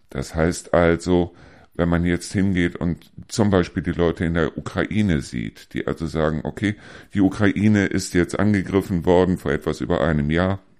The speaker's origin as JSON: {"language": "German", "town": "Neuss", "region": "North Rhine-Westphalia", "country": "Germany", "tie": "born or raised there", "moved": "yes", "lives_now": "Deisel, Germany", "said": "So, ich bin ja aus meiner in Anführungsstrichen Heimat. Das heißt, ich bin aus Neuss weggegangen, bin hier nach Deisel gezogen."}